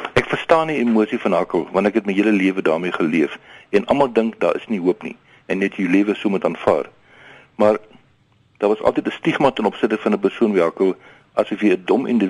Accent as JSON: {"language": "Afrikaans", "town": "Queenstown", "region": "Eastern Cape", "country": "South Africa", "tie": "born or raised there", "also_born_or_lived": "Pretoria / Worcester", "lives_now": "Tarkastad, South Africa", "said": "Ek het grootgeword in die Queenstown, Adelaide, Emotino area"}